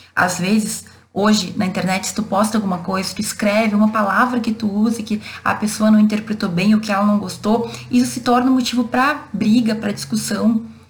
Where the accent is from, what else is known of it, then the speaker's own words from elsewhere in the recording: Brazil; A gente é brasileiro